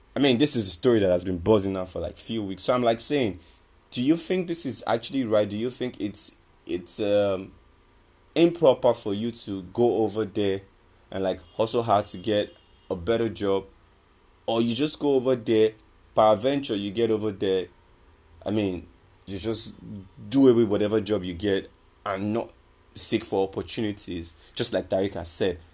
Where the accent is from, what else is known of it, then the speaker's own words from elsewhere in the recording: Nigeria; I'm an Nigerian